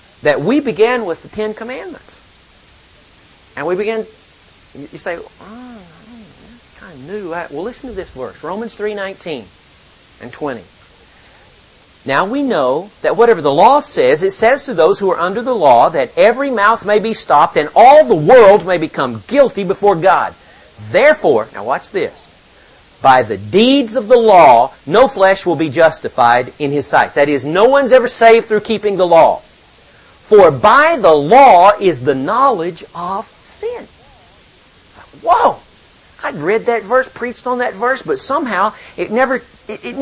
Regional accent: the South, United States; also born or lived in Ohio; now in Powell, United States; I'm from the South

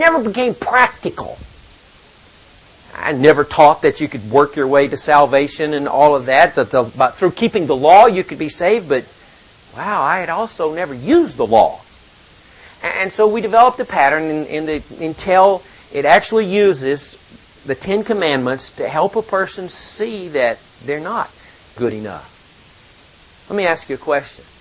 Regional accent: the South, United States; also born or lived in Ohio; now in Powell, United States; I'm from the South

